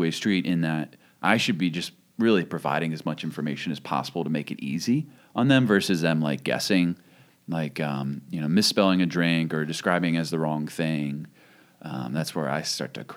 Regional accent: Kennett Square, Pennsylvania, United States; moved away; also born or lived in Philadelphia; I lived in Philly for a number of years, but I grew up in Kennett Square.

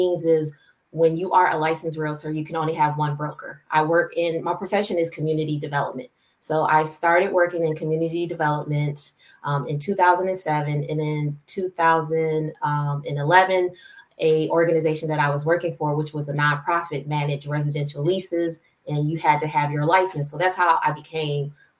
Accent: Michigan, United States; also born or lived in Philadelphia, Pennsylvania / Belleville, Michigan / Ann Arbor, Michigan; And then I moved to Michigan with my father

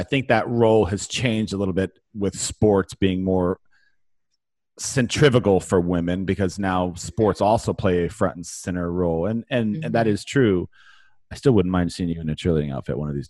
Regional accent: California, United States; moved away; where I grew up in California

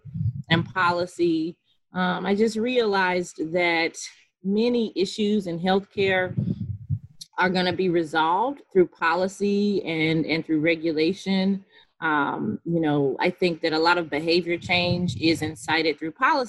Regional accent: Goldsboro, North Carolina, United States; born and raised in North Carolina, specifically Goldsboro, North Carolina, so Eastern North Carolina

